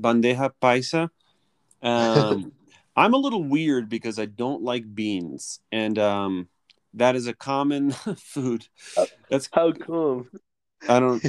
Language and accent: English; Philadelphia, Pennsylvania, United States; moved away as an adult; now in Colombia; I'm from Philadelphia, the suburbs of Philadelphia in the United States